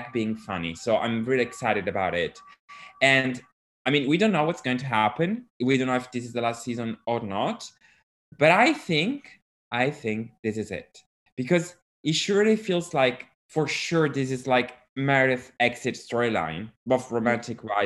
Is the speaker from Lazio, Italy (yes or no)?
no; Sicily, Italy; I'm from Sicily